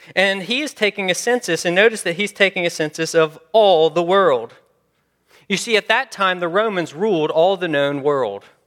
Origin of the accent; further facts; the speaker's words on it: Memphis, Tennessee, United States; I'm from Memphis, Memphis, Tennessee